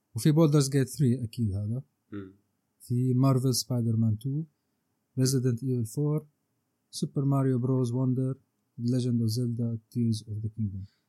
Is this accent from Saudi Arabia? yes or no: no; Syria; نحن عندنا بسوريا